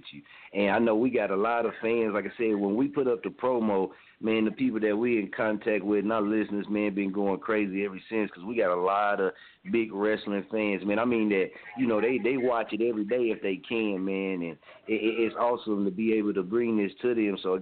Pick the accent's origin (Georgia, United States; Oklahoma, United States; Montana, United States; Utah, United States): Oklahoma, United States; Muskogee; now in Wichita, United States; I'm actually from Muskogee